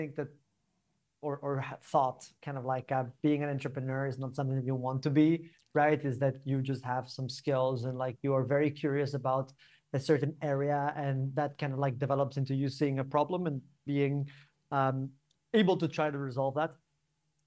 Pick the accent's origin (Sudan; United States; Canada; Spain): Spain; Barcelona, Catalonia; moved away as an adult; now in London, United Kingdom; I'm originally from Barcelona, I'm from Spain. And in 2016, I moved to the UK